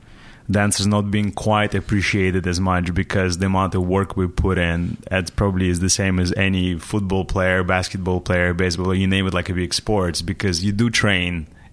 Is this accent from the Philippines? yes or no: no; Russia; English is a second language; moved away as an adult; now in United States; I grew up in Russia, and at that time when I was growing up, foreign music was forbidden.